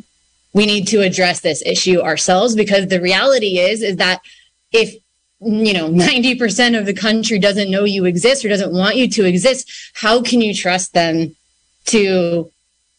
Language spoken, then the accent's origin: English; Santa Rosa, California, United States; also born or lived in San Francisco, California; I was born and raised in Sonoma County, like I said, and I went to school at University of San Francisco after graduating high school here in 2010